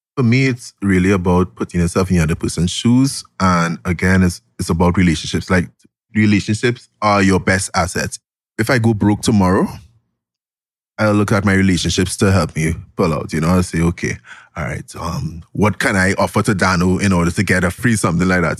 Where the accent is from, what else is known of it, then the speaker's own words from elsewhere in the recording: Glencoe, Trinidad & Tobago; I grew up in Glencoe, Trinidad